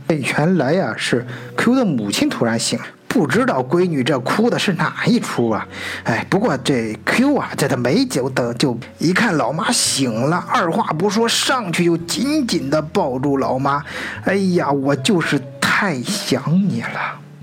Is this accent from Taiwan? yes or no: no; China; now in Germany; 在我们中国人自己的圈儿子里面